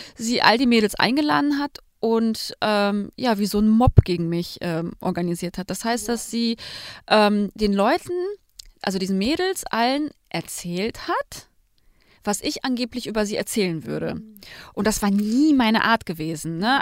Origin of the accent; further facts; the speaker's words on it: Germany; bei uns in Deutschland